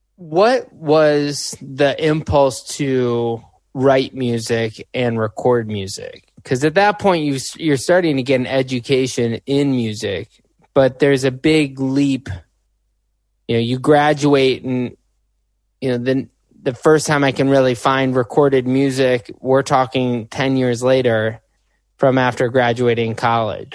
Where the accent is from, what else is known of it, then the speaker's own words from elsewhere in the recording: Chicago, Illinois, United States; I'm from Chicago